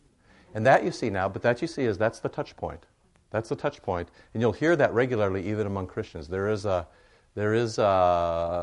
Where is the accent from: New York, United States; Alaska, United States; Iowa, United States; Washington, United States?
Iowa, United States; Cedar Rapids; moved away; I grew up in Cedar Rapids, Iowa